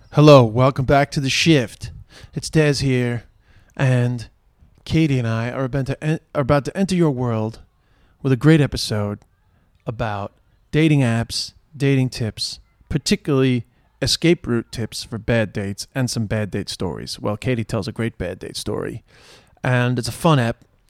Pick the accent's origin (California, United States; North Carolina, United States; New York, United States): New York, United States; accent: New York; now in Ireland; my New York accent